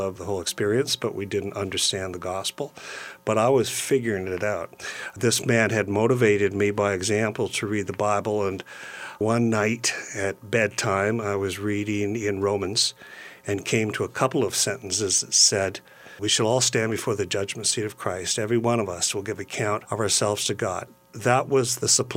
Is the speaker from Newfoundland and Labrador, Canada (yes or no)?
no; Brockville, Ontario, Canada; now in London, Canada; I grew up in Brockville, Ontario, on the St. Lawrence River.